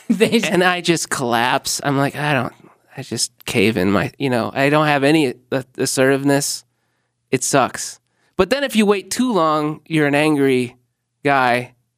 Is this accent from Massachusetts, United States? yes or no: no; Normal, Illinois, United States; moved away; no, dude, no, I'm from Illinois.